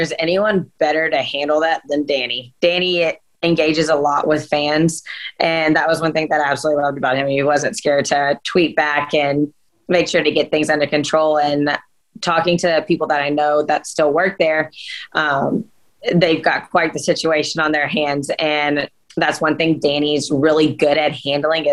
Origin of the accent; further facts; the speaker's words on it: Nashville, Tennessee, United States; moved away as an adult; now in Florida, United States; I grew up in Nashville, so a couple hours away from Knoxville